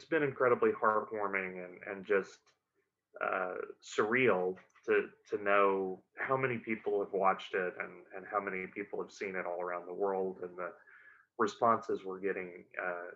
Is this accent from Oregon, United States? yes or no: no; Hot Springs, Arkansas, United States; I was born and raised in Hot Springs, Arkansas